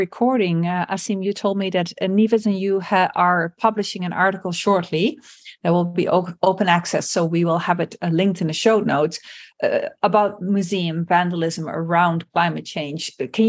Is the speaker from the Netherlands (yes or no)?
yes; Netherlands; like in my home country, the Netherlands.